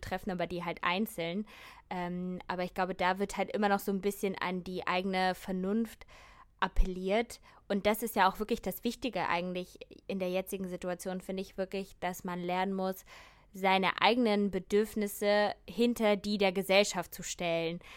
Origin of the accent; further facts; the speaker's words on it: Germany; bei uns in Deutschland